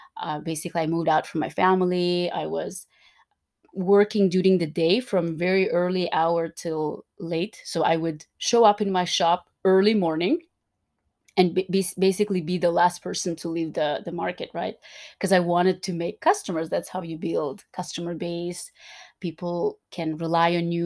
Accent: Turkmenistan; I was born and raised in Turkmenistan

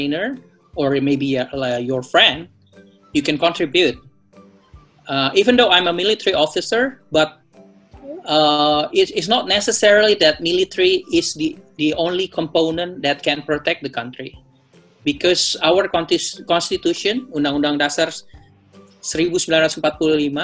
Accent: Manado, North Sulawesi, Indonesia; I'm a Manadonese from Manado.

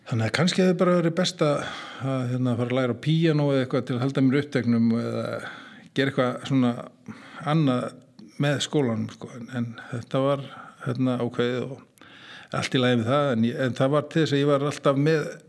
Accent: Kópavogur, Capital Region, Iceland; Ég er alveg upp í Kóbói fyrst, fyrstu tíu árin til heim í Kóbói hérna, í Östubænum.

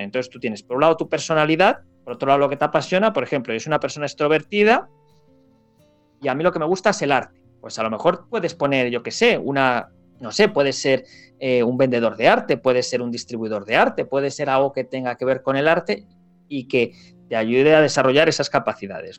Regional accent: Spain; los españoles

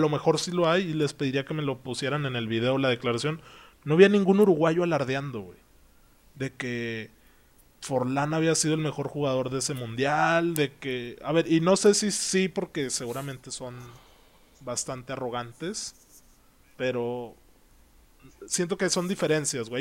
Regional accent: Mexico; como afición mexicana

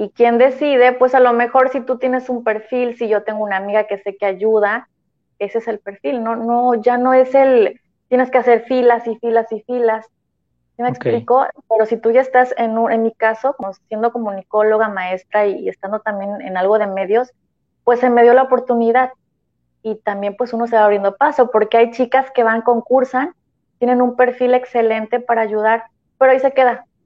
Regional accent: Tampico, Tamaulipas, Mexico; yo este, voy a Guatemala, represento México, pero vengo de Tampico.

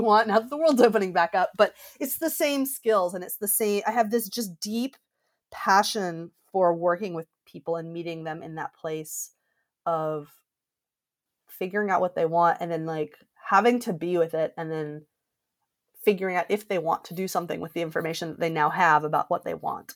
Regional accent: Georgia, United States; moved away; I grew up in Georgia

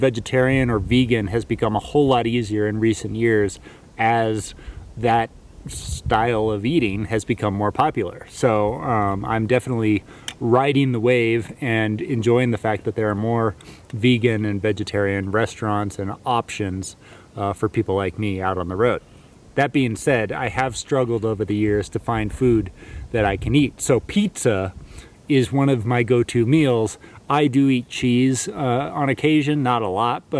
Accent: Southern California, United States; I'm from Southern California, and so I was like raised on Mexican food

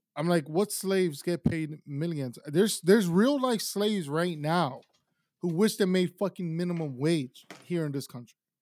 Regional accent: Miami, Florida, United States; also born or lived in Tulsa, Oklahoma / Ecuador / South America; I was raised in Miami.

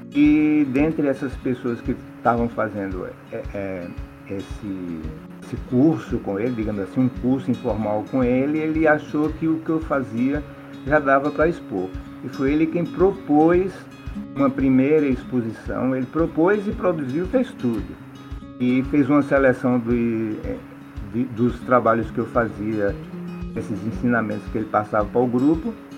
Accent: Juazeiro, Bahia, Brazil; Nasci em Juazeiro, Bahia e sou artista plástico

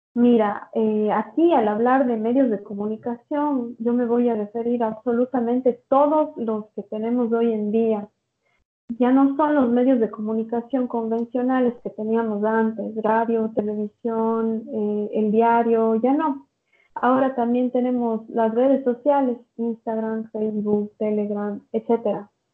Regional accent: Ecuador; now in São Paulo, Brazil; soy de Ecuador, pero me encuentro viviendo en Sao Paulo, Brasil.

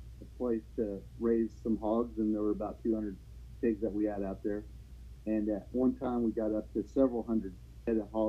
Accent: North Manchester, Indiana, United States; now in Lockhart, Texas, United States; I grew up in north central to northeastern Indiana

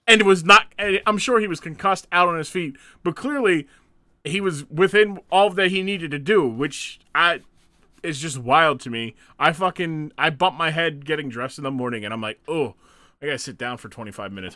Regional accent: Springfield, Massachusetts, United States; growing up in Springfield, Massachusetts

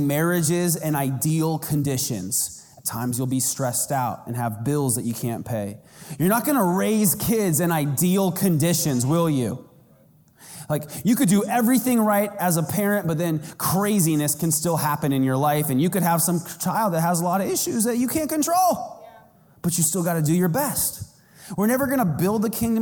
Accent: Arizona, United States; I'm from Arizona.

